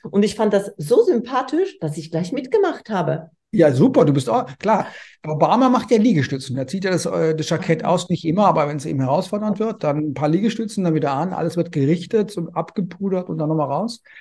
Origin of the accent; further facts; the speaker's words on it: Konstanz, Baden-Württemberg, Germany; Also ich komme ja ursprünglich aus Konstanz am Bodensee.